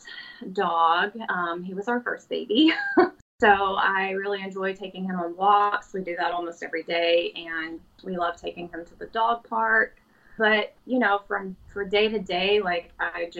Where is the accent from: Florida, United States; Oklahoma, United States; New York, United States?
Florida, United States; Pensacola; I am from Pensacola, Florida